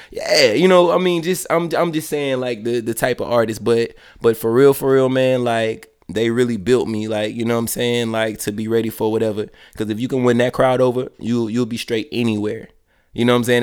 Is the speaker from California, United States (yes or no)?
no; Columbus, Georgia, United States; moved away as an adult; also born or lived in Daytona, Florida / Atlanta, Georgia; I'm from Columbus, Georgia.